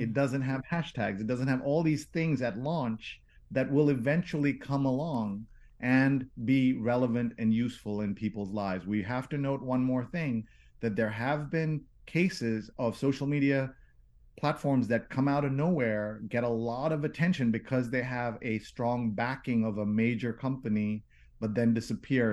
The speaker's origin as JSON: {"language": "English", "region": "New York", "country": "United States", "said": "I'm a New Yorker"}